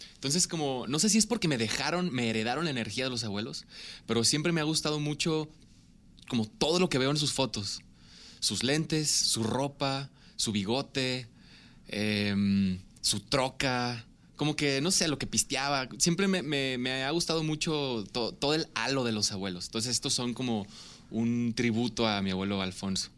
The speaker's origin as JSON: {"language": "Spanish", "town": "Ciudad Obregón", "region": "Sonora", "country": "Mexico", "tie": "born or raised there", "moved": "yes", "lives_now": "Guadalajara, Mexico", "said": "nací en Ciudad Obregón, Sonora"}